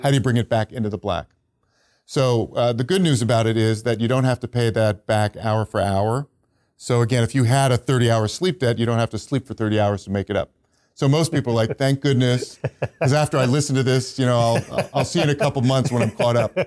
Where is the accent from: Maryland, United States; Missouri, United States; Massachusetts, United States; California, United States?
California, United States; Silicon Valley; I'm from Silicon Valley